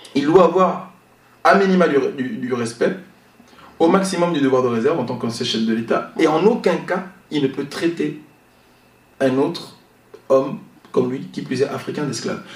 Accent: Gabon; mon pays, le Gabon, parce que je suis gabonais.

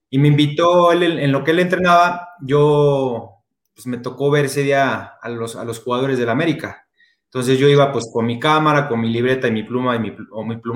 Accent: Mexico City, Mexico; now in Puebla, Mexico; Yo soy de la Ciudad de México, ahora ya radico acá en Puebla, aquí nos quedamos ya, nos quedamos ya a vivir.

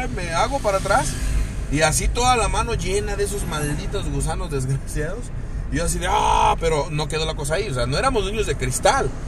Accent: Cuernavaca, Morelos, Mexico; los que somos aquí de, de Cuernavaca, de Morelos

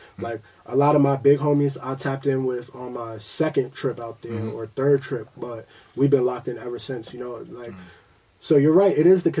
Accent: Queens, New York, United States; When I was younger, like, and I'm from Queens, so mm-hmm. we from that house party.

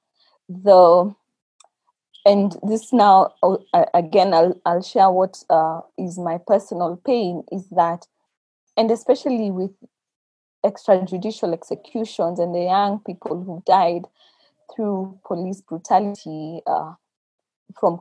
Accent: Kenya; we as the Kenyan church

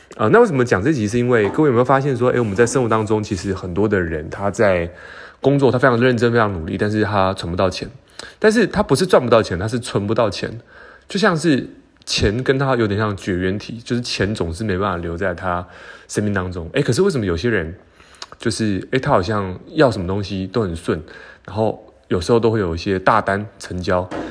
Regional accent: Taiwan; 我们台湾人

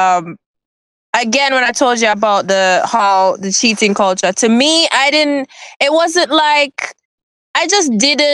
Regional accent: Jamaica; my experience growing up as a girl and now being a Jamaican woman

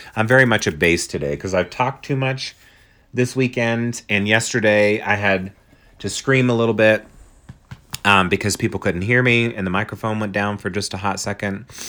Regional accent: Pennsylvania, United States; growing up in Pennsylvania

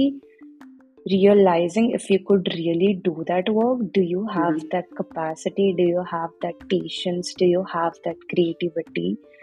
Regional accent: India; moved away as an adult; now in United States; I am originally from India, but I came to the States for my master's

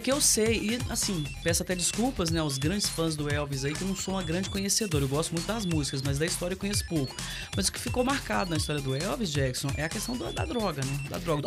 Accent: Patrocínio, Minas Gerais, Brazil; a gente fomos criadas juntas ali no Marciano Brandão

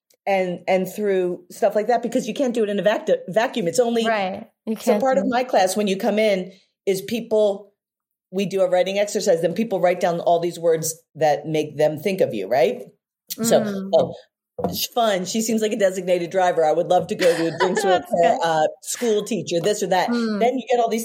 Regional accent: Philadelphia, Pennsylvania, United States; accent: Philly; my Philly accent

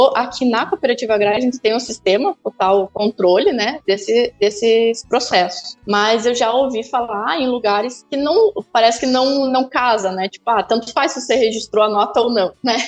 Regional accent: Cascavel, Paraná, Brazil; also born or lived in Manaus / São José dos Campos; now in Guarapuava, Brazil; fui para Cascavel, que é onde eu nasci

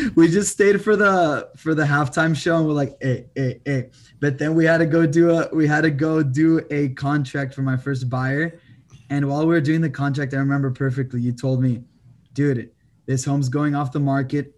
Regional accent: El Paso, Texas, United States; moved away as an adult; also born or lived in France; now in Austin, United States; I'm from El Paso, Texas, twenty-four years old. Currently in Austin, Texas

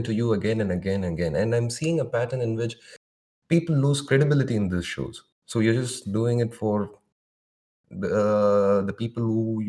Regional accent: India; like, I'm from India. Like, we are used to this much of craziness.

